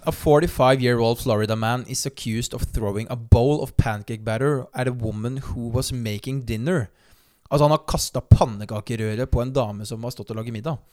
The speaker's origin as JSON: {"language": "Norwegian", "town": "Notodden", "region": "Telemark", "country": "Norway", "tie": "born or raised there", "moved": "yes", "said": "den perioden hvor jeg søkte jobb òg, hjemme i Notodden"}